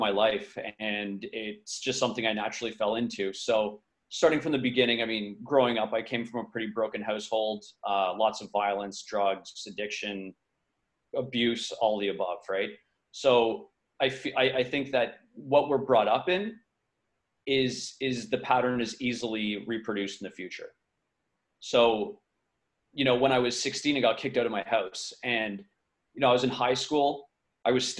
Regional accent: Montreal, Quebec, Canada; now in Vancouver, Canada; I'm from Montreal, so not too far from New York, Canada. I always call it the East Coast, but it's, I guess, more central-ish, central east. I grew up there

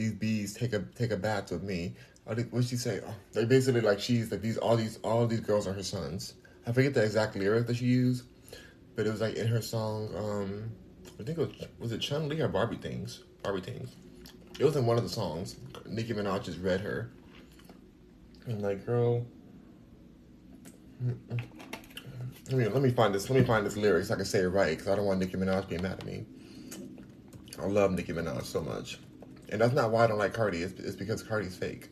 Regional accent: United States; I am American

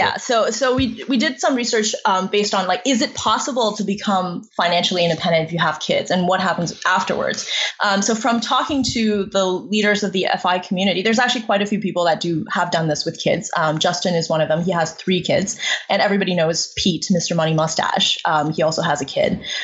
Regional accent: China; moved away; I was born in China in a um, like rural village

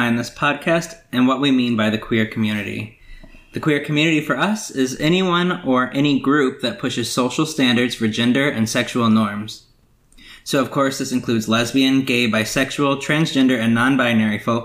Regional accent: Gary, Indiana, United States; I'm an openly gay man from Gary, Indiana

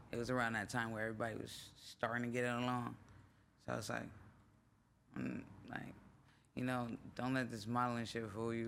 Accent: Los Angeles, California, United States; also born or lived in Minneapolis, Minnesota / New York; I grew up in Venice.

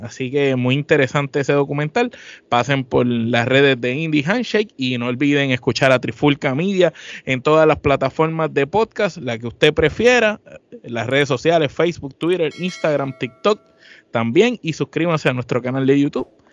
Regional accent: Puerto Rico; somos de Puerto Rico

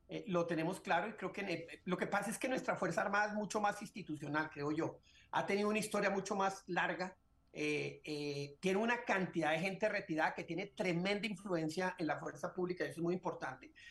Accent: Colombia; como embajador colombiano en Washington, llevé muchísimos senadores a que entendieran el drama que vivía el pueblo venezolano

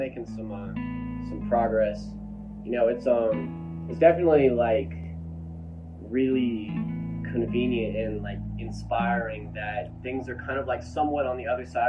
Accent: Mobile, Alabama, United States; moved away as an adult; now in Hattiesburg, United States; So I'm from Mobile, Alabama. I'm from a little bit south of Mobile. It's Fedor, which is still kind of part of Mobile, but it's like more of a subsection. And I grew up there my whole life

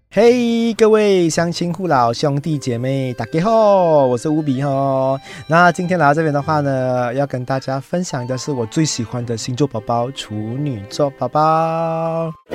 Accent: Malaysia; 我们马来西亚人

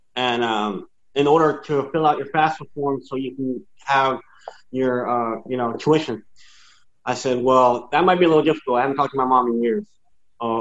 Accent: San Antonio, Texas, United States; born or raised there

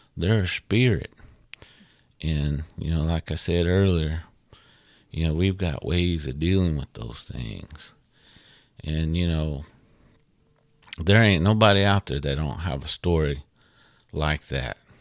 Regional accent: United States; we as Indian folks

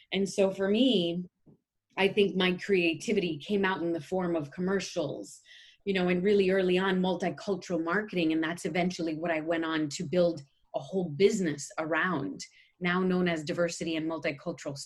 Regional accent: Bergen County, New Jersey, United States; I grew up in a white high school in Bergen County, New Jersey

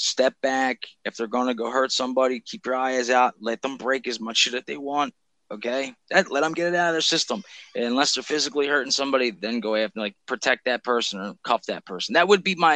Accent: Philadelphia, Pennsylvania, United States; I'm from Philly, dude. Like, I grew around black people.

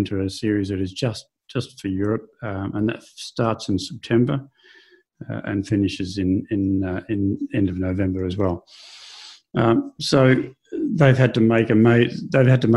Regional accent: Australia; moved away; being Australian

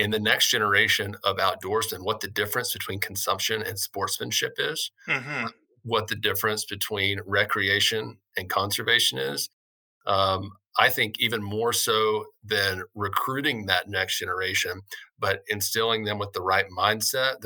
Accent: Arkansas, United States; moved away as an adult; I grew up in very rural Arkansas, grew up hunting and fishing

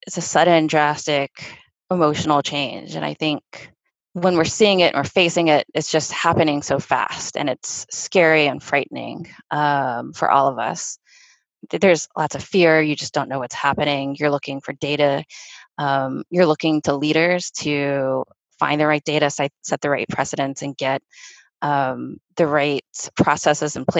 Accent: Mississippi, United States; now in Boston, United States; I was born and raised in Mississippi

